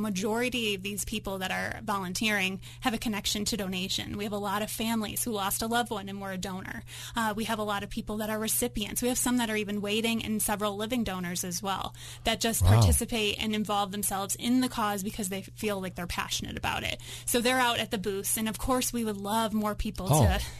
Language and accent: English; New York, United States; now in Colorado, United States; I grew up in New York